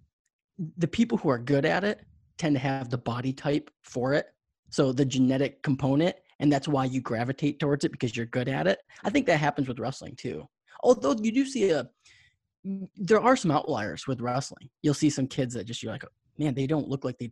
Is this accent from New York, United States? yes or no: yes; New York, United States; I grew up in New York